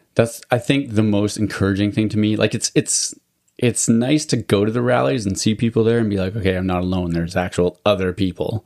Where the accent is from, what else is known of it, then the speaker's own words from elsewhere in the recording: Alberta, Canada; I grew up in Alberta too